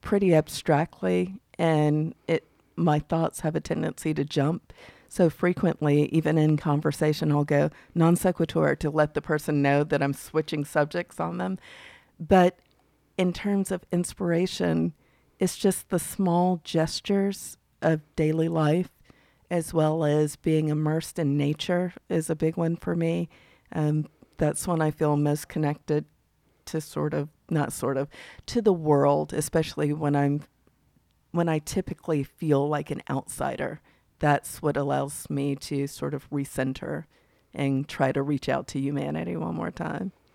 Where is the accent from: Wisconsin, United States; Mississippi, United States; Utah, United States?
Mississippi, United States; being a Southerner, particularly from Mississippi